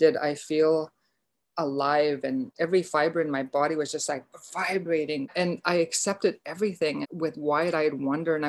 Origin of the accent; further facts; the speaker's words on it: Beauval, Saskatchewan, Canada; I'm Métis, I'm from Beauval in Northern Saskatchewan.